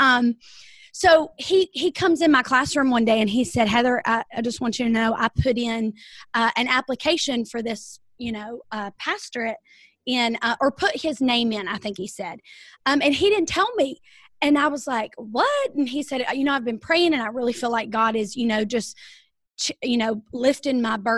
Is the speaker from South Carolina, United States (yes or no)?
yes; Rock Hill, South Carolina, United States; I am from South Carolina, Rock Hill, South Carolina